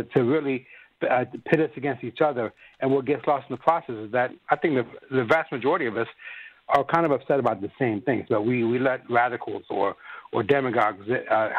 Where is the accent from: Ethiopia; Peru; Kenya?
Ethiopia; moved away; I come from Ethiopia